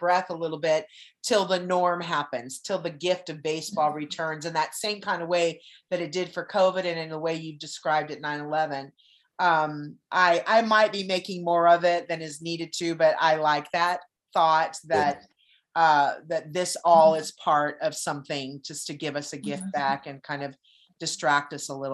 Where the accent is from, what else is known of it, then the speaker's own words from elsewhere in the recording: California, United States; moved away; also born or lived in Arizona; I'm from California, and I've been going there since I was little